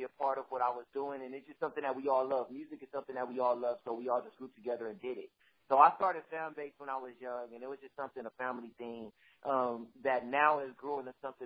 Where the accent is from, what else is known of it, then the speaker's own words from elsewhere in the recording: Los Angeles, California, United States; I'm from South Central